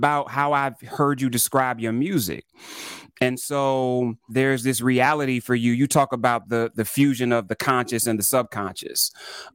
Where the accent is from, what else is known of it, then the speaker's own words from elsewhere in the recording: Toledo, Ohio, United States; I grew up in Ohio, and so I was in Toledo, which is, you know, 30 minutes from Detroit